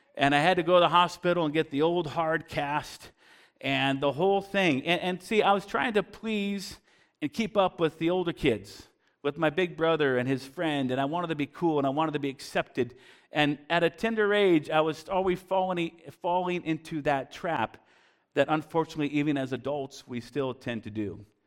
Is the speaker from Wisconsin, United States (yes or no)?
no; Bellingham, Washington, United States; we were growing up in Bellingham, Washington, just across the border, and, uh, and I grew up there